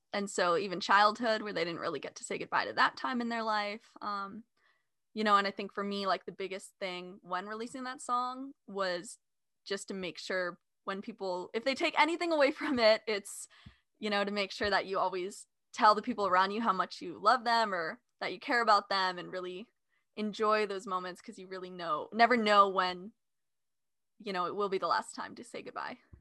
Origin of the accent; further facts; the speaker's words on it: California, United States; I grew up in California